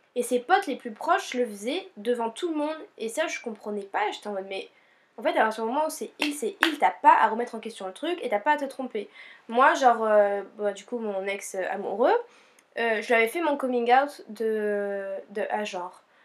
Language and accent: French; Réunion; now in Montpellier, France; on est originaire de l'île de la Réunion